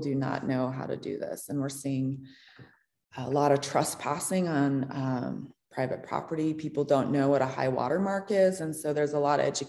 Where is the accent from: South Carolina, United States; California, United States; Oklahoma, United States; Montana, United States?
Montana, United States; I grew up in Montana, and I went to Montana State University